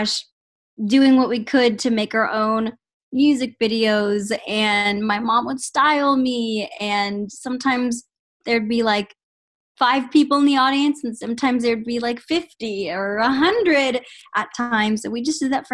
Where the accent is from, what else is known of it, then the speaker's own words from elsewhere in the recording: San Antonio, Texas, United States; born and raised in San Antonio, Texas